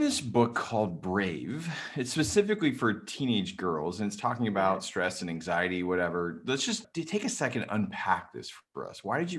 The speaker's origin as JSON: {"language": "English", "region": "Indiana", "country": "United States", "tie": "born or raised there", "said": "I grew up in Indiana."}